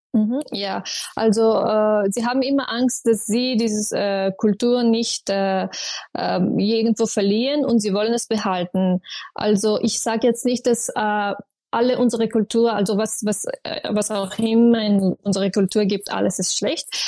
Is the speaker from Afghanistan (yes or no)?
yes; Afghanistan; German is a second language; moved away as an adult; now in Austria; ich kann mich als eine Afghanin selber nicht vorstellen, dass ich zurückkehre äh, nach Afghanistan